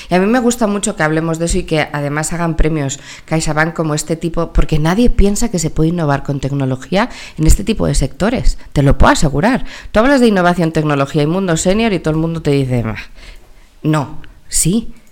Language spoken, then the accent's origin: Spanish; Mexico; born there; also born or lived in United States; mis primeros cuatro años los viví en Estados Unidos porque nací en México, entonces me sale en inglés